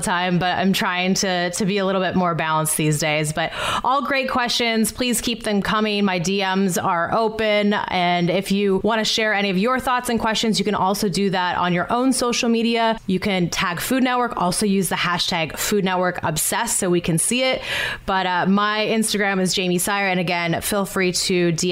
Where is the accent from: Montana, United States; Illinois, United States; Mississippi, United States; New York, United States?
Montana, United States; moved away; I'm from Montana originally